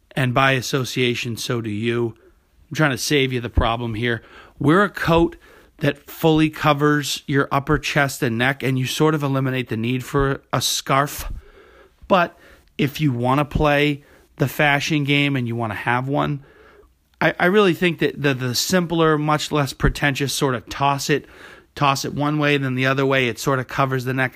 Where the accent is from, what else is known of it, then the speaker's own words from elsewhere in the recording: New England, United States; now in New York City, United States; When I was growing up in New England